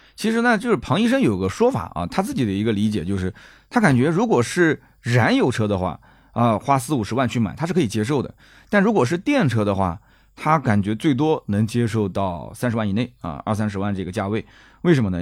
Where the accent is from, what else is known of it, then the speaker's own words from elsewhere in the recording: Nanjing, Jiangsu, China; accent: Nanjing dialect; 我们南京话讲就P二部配啊